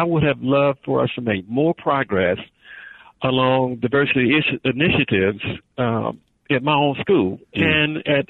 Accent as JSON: {"language": "English", "region": "the South", "country": "United States", "tie": "born or raised there", "said": "when I grew up in the South."}